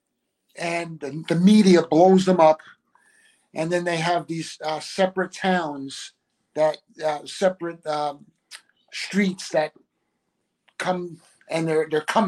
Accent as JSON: {"language": "English", "town": "Bloomfield", "region": "New Jersey", "country": "United States", "said": "I'm from Bloomfield."}